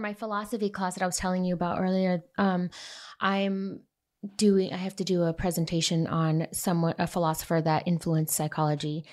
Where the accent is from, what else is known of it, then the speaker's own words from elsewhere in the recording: United States; moved away; I love being American